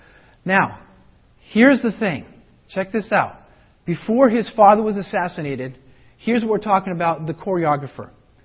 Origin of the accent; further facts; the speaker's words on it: Colorado, United States; as I grew up in Colorado